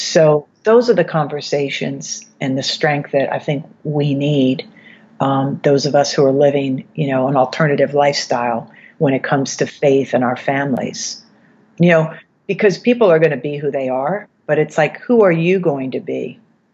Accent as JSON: {"language": "English", "region": "East Coast", "country": "United States", "also_born_or_lived": "New York City, United States / Los Angeles, United States", "moved": "as an adult", "said": "I'm from the East Coast"}